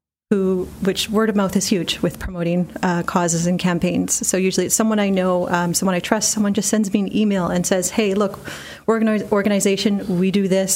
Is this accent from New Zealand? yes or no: no; Surrey, British Columbia, Canada; I grew up in Surrey. I grew up in Wally, went to West Wally Junior High.